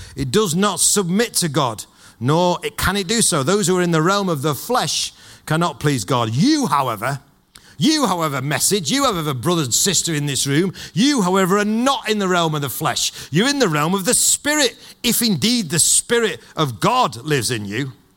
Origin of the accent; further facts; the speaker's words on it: Manchester, North West England, United Kingdom; I'm from Manchester and I'm a Manchester United fan